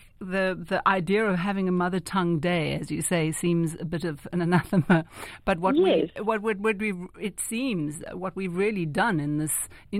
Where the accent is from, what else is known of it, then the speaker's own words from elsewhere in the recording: South Africa; an English-speaking South African